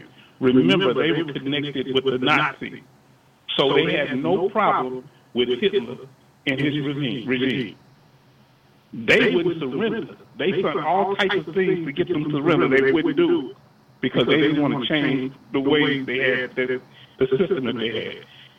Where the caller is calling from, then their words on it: Richmond, Texas, United States; out of Richmond, Texas.